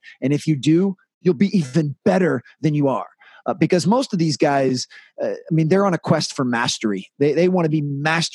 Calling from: Washington, District of Columbia, United States; I'm calling from Washington, D.C.

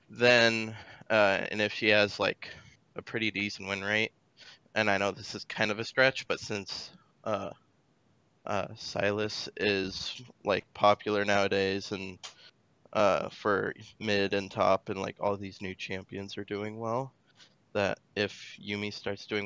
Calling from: Newton, Iowa, United States; Uh, Newton, Iowa.

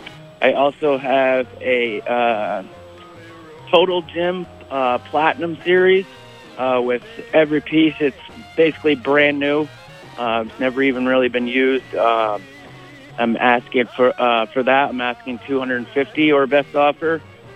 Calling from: Burlington, Vermont, United States; I'm calling from Burlington.

